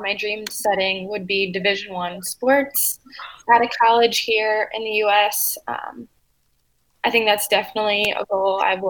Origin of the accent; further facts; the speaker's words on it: Chicago, Illinois, United States; moved away as an adult; now in St. Louis, United States; I am actually from Chicago, Illinois, and I go to school at St. Louis University in St. Louis, Missouri.